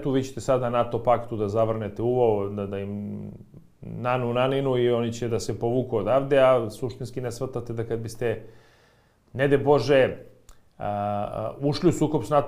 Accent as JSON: {"language": "Croatian", "country": "Serbia", "said": "ovde kod nas u Srbiji"}